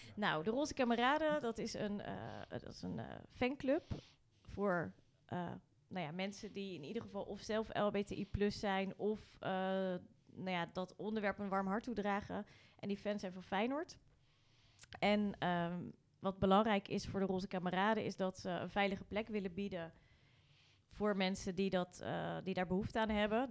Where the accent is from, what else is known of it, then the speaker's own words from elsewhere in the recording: Rotterdam, South Holland, Netherlands; also born or lived in Nieuwerkerk aan den IJssel; ik ben geboren in het Eudokia ziekenhuis